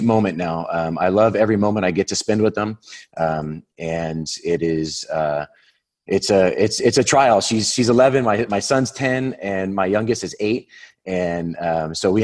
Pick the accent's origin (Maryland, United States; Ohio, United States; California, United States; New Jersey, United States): California, United States; Whittier; I was born in Whittier, California, and a small little suburb out here in Southern California